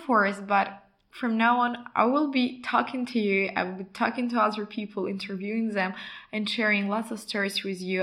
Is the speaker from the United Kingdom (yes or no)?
no; Ukraine; moved away as an adult; also born or lived in Poland / Brazil / United States / Germany; now in Spain; I was coming from Ukraine